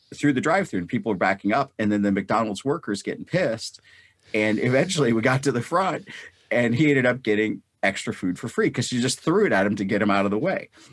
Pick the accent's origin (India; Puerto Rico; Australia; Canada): India; North India; now in United States; I was born in North India. I grew up during a time of war, and I grew up in the Pak, Indo-Pak Wars